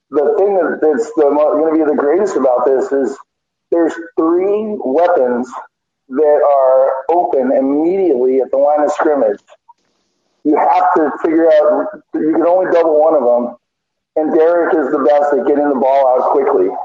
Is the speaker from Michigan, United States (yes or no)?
no; Southern California, United States; I'm 53, so I've been a fan since the early 70s when my stepfather introduced me to it. I had a Mexican stepfather, growing up in Southern California